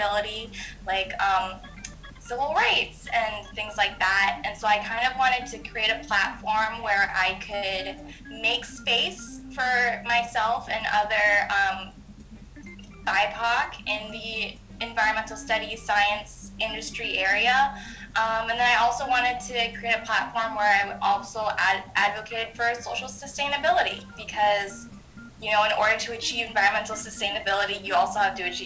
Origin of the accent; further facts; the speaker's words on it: Washington, District of Columbia, United States; also born or lived in Maine / upstate New York; I was born in Washington, D.C.